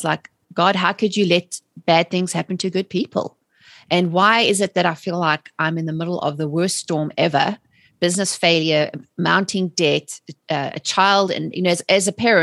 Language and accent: English; South Africa; moved away as an adult; also born or lived in England; now in United States; I'm originally from South Africa. I was born and raised there and immigrated to England in the early